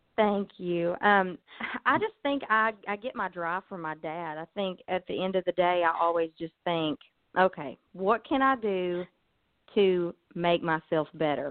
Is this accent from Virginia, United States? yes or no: yes; Pound, Virginia, United States; I'm from Virginia. It's a little town called Pound.